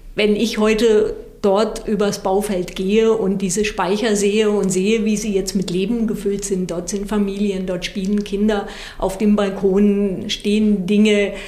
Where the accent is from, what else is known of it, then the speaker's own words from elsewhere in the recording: Southern Germany, Germany; ich komme aus Süddeutschland